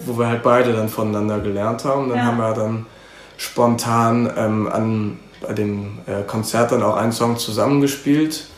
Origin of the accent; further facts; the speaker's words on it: Cologne, North Rhine-Westphalia, Germany; ich bin in Köln geboren, 1994, ähm, wohne seitdem in Mauenheim.